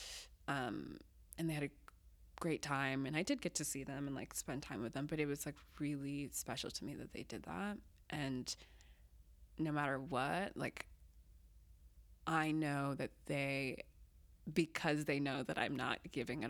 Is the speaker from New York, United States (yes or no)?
no; Massachusetts, United States; also born or lived in Zimbabwe; I grew up in Massachusetts, mostly